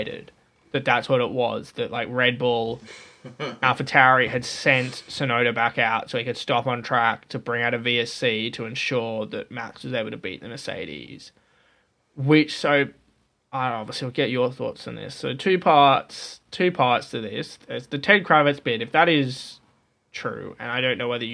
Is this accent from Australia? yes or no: yes; Australia